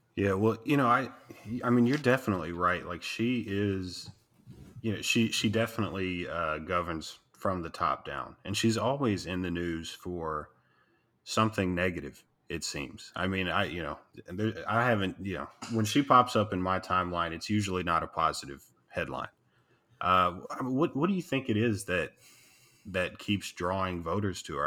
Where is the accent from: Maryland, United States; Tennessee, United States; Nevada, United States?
Tennessee, United States; moved away as an adult; also born or lived in Iowa; now in Texas, United States; I'm from Tennessee. I live in Texas